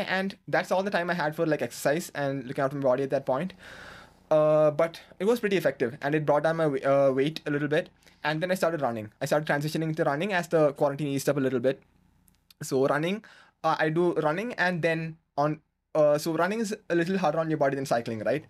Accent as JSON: {"language": "English", "region": "Kerala", "country": "India", "tie": "born or raised there", "moved": "as an adult", "lives_now": "Bangalore, India"}